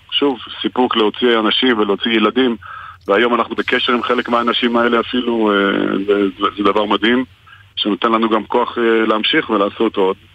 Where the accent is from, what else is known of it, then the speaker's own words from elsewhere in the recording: France; Hebrew is a second language; now in Israel; אני גם הייתי חייל בודד, אני באתי מצרפת